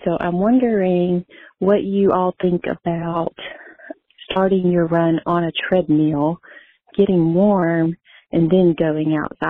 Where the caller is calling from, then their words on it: Arlington, Tennessee, United States; I'm calling from Arlington, Tennessee.